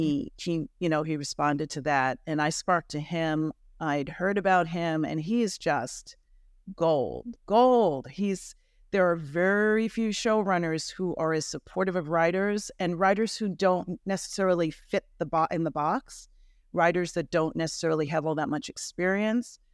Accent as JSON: {"language": "English", "region": "New York", "country": "United States", "moved": "yes", "said": "I'm from New York originally"}